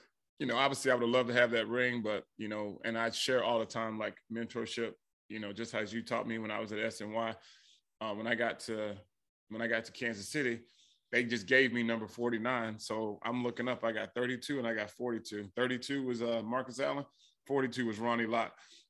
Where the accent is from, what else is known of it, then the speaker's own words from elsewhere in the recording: Frankfurt, Hesse, Germany; born there; my dad was in the military, so I was born in Frankfurt, Germany, so I never played organized football until my 10th grade year in high school.